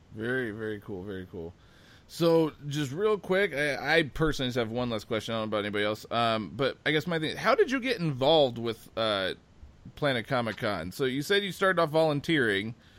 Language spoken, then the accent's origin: English; Omaha, Nebraska, United States; growing up in Nebraska